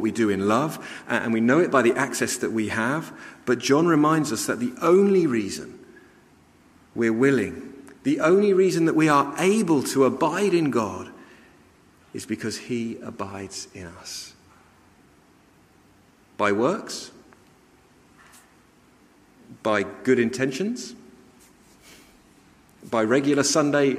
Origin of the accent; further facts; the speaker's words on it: London, United Kingdom; the house I grew up with in North London